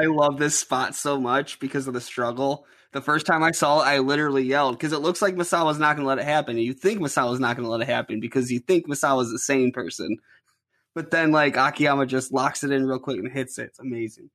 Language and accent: English; Ohio, United States; I'm from Ohio, so our main company here is